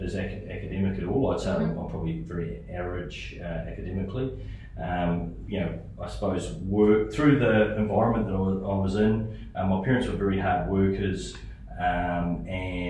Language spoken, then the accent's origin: English; Hamilton, Waikato, New Zealand; also born or lived in Auckland, New Zealand; I grew up in Hamilton, New Zealand. I was born in Auckland